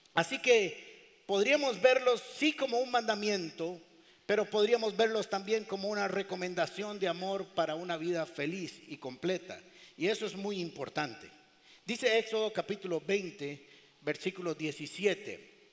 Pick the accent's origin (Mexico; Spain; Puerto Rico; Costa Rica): Costa Rica